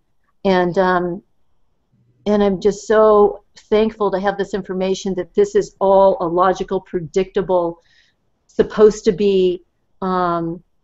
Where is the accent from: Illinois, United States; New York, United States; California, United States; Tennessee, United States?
California, United States; Southern; I grew up in Southern California